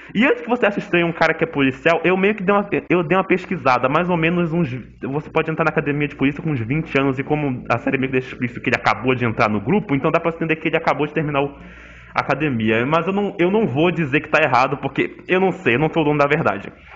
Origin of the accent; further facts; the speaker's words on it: Manaus, Amazonas, Brazil; eu sou de Manaus